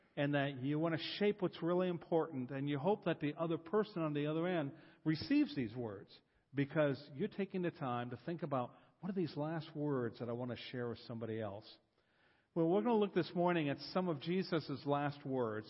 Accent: Columbus, Ohio, United States; I'm from Columbus, Ohio.

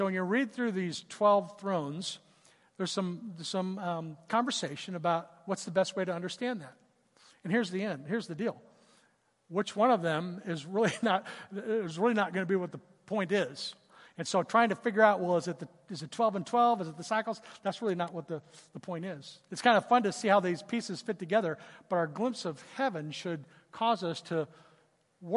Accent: Southern California, United States; I grew up in Southern California

